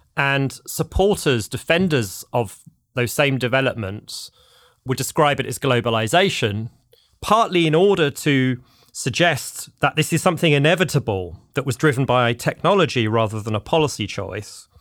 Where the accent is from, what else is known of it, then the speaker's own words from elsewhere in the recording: London, United Kingdom; moved away as an adult; now in United States; I'm a Londoner, as the listeners may be able to tell from my accent